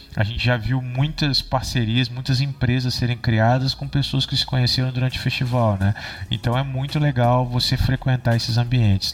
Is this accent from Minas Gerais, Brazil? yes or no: yes; Barbacena, Minas Gerais, Brazil; moved away as an adult; now in Santa Rita do Sapucaí, Brazil; eu sou de Barbacena, né? É uma cidade aqui de Minas Gerais